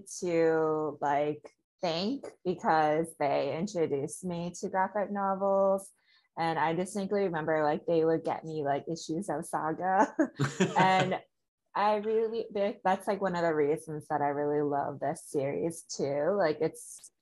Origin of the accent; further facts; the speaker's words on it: Chicago, Illinois, United States; moved away as an adult; now in California, United States; I'm originally from Chicago, born and raised